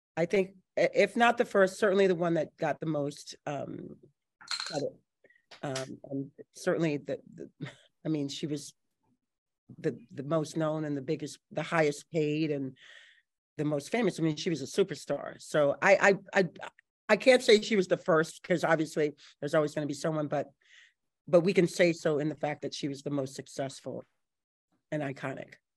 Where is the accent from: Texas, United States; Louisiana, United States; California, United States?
Louisiana, United States; New Orleans; I was born and raised here in New Orleans